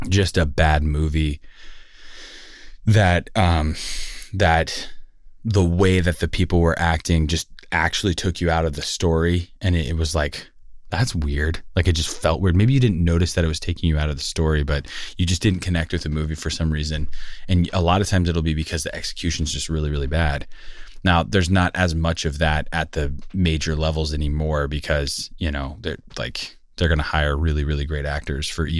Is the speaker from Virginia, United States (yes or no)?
no; Los Angeles, California, United States; I grew up in Sylmar, California